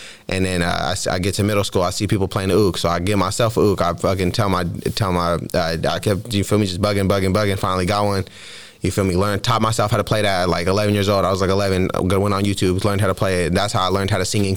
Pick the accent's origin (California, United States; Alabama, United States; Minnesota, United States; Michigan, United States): California, United States; San Jose; I was growing up in San Jose